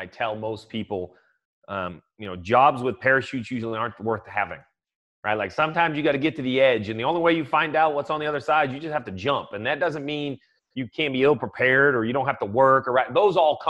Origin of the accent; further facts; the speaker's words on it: New England, United States; moved away as an adult; now in North Carolina, United States; I'm a American. I've lived in the U.S. my whole life. I started in New England.